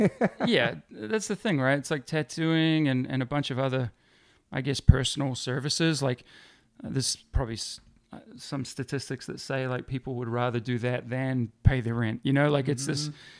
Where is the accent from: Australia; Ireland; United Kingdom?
United Kingdom; Middlesbrough, North East England; born there; moved away; Incorrect. I was born in England, in the northeast of England, in a town called Middlesbrough.